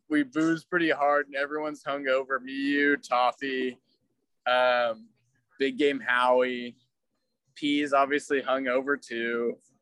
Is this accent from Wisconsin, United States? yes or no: no; Chico, California, United States; I grew up in Chico.